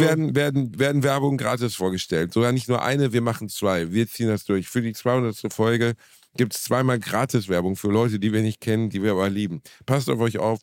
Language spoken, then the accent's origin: German; Germany; wir Deutschen